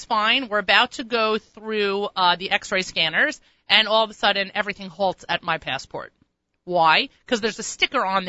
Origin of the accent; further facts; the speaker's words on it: Long Island, New York, United States; I'm from Long Island